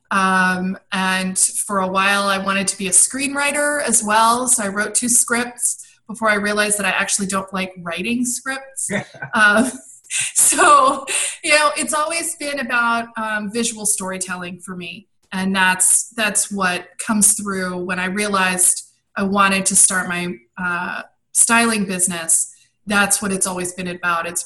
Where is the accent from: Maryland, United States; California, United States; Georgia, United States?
Maryland, United States; also born or lived in Brussels, Belgium / London, United Kingdom; So I was born in Brussels, Belgium, and then uh, we moved on when I was four to London. So I grew up overseas, and then at, as when I was ten, we moved to Washington D.C., just outside of Washington D.C. in Maryland.